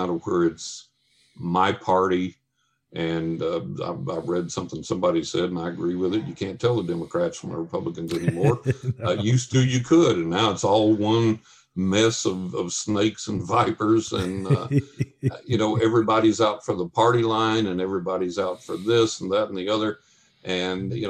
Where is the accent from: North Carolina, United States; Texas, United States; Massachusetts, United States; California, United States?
Texas, United States; West; moved away; also born or lived in New York; When I grew up in West Texas, and when I lived in Texas